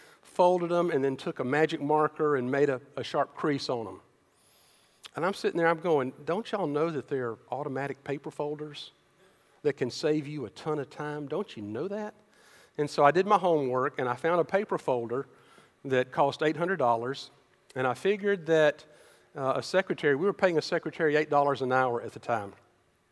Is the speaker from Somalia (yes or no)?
no; Decatur, United States; I grew up in Decatur